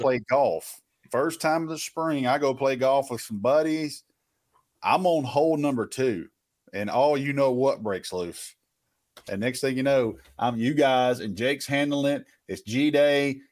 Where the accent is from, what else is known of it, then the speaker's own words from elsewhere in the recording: the South, United States; I grew up in the South, man. I got some country in me